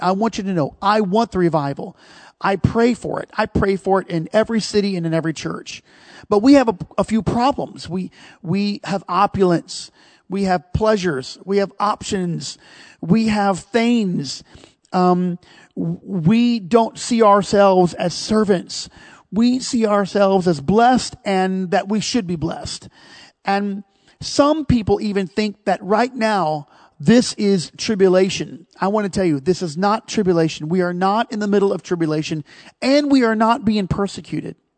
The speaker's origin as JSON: {"language": "English", "country": "United States", "said": "we're American"}